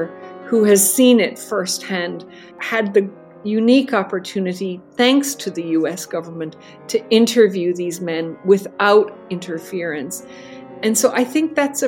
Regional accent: Ireland; I'm Irish

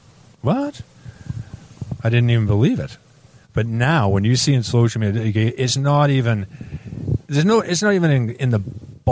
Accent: Vancouver, British Columbia, Canada; moved away as an adult; also born or lived in England; you're growing up in Vancouver

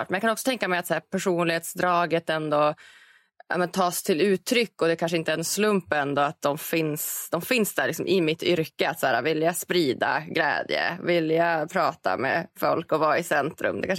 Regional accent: Norrland, Sweden; än så länge så finns den här framtidsprodukten självklart främst i framtidslandet Norrland där jag kommer ifrån.

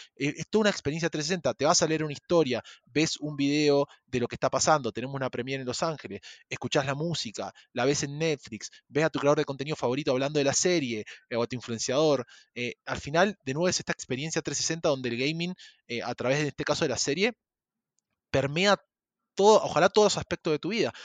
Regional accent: Argentina; moved away as an adult; also born or lived in Chile; now in Mexico; yo soy argentino, viví en Chile cinco años y hace dos años me vine a vivir a México

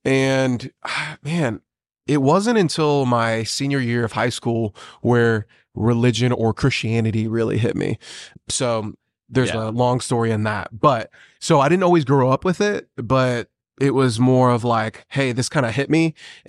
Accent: Yokota, Tokyo, Japan; born there; So I grew up a military brat. And I was born in Yokota, Japan, and I grew up on Marvel Comics and Final Fantasy VII.

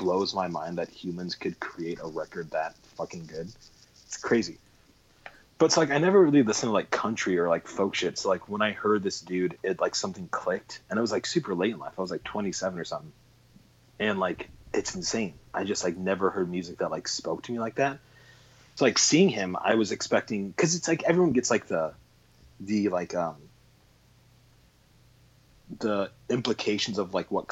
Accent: San Francisco, California, United States; I was born in San Francisco in 1988

